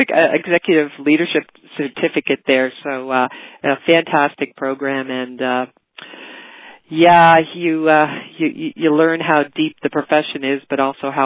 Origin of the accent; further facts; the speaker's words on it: Cape Breton, Nova Scotia, Canada; So I'm from Cape Breton.